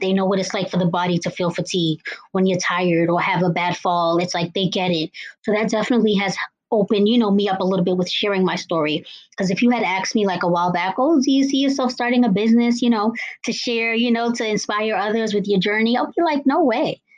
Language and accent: English; Cambridge, Massachusetts, United States; I am from Cambridge, Massachusetts